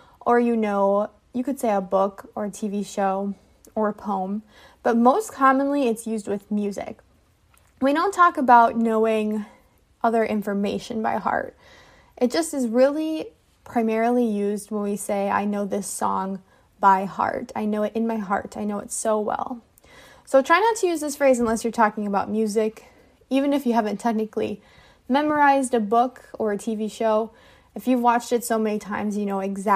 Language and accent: English; United States; I am an English teacher from the United States